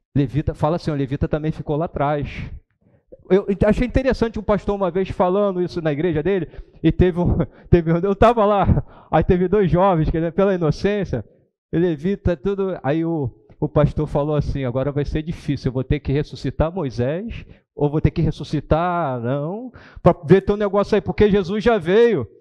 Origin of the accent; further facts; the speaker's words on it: Brazil; eu sou brasileiro, não sou nem judeu